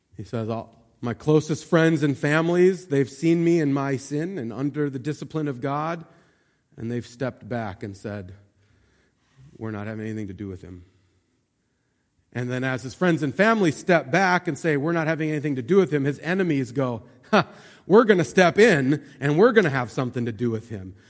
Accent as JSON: {"language": "English", "region": "Montana", "country": "United States", "tie": "born or raised there", "said": "I grew up in Montana"}